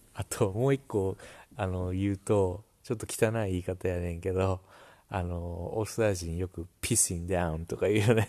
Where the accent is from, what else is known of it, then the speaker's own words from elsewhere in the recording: Japan; now in Australia; 俺たちが日本人夫婦